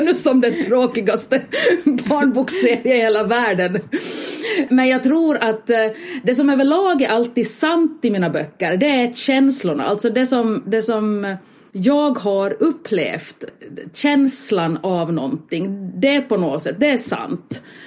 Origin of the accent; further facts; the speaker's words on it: Finland; eftersom jag är finländare